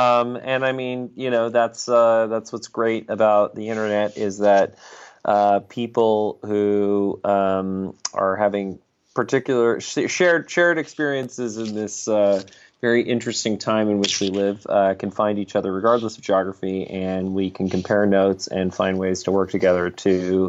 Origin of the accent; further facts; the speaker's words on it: Saudi Arabia; born there; also born or lived in Brazil / Greece / England; I was born in Saudi Arabia, lived in Brazil, lived in Greece, lived in England, you know, just all over the place.